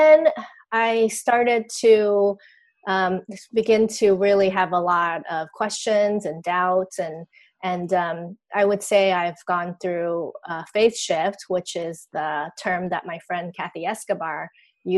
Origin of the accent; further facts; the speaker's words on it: Taiwan; I grew up in Taiwan, where I am still.